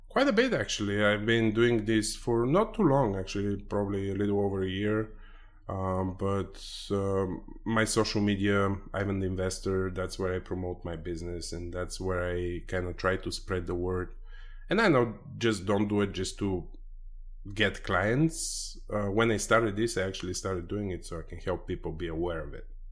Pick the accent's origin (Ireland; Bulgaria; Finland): Bulgaria; moved away as an adult; now in United States; I'm originally from Eastern Europe, uh, Bulgaria.